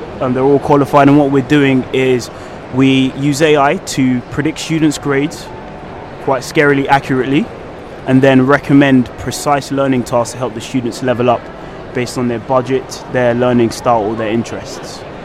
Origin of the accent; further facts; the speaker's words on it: London, United Kingdom; I'm a British-born Nigerian, um, born from um, a humble background. Um, was born and raised in West London.